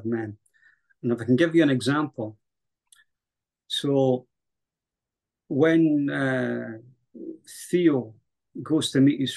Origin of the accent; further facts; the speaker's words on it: Scotland, United Kingdom; also born or lived in Highlands, Scotland / Central Belt, Scotland; my country